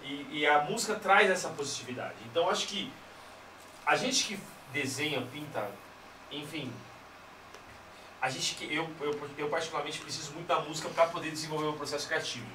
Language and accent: Portuguese; São Paulo, Brazil; aqui na nossa região de Itaquera